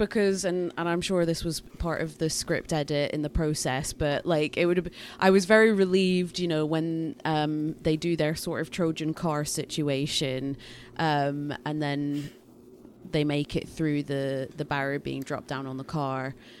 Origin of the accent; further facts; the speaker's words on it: United Kingdom; accent: Scottish-English; Google Assistant and other voice things like that used to really struggle with my accent, and, you know, I've just got weird Scottish-English accent thing going on.